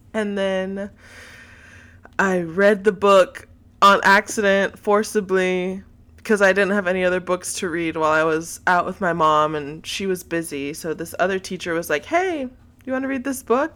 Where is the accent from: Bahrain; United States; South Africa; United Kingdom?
United States; Texas; I am from Texas, so that is a big part of my identity as a Texan